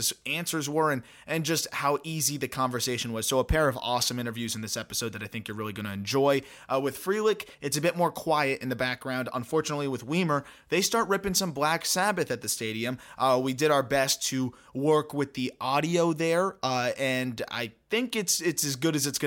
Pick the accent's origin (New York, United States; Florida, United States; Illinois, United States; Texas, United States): Florida, United States; South; I grew up in South Florida.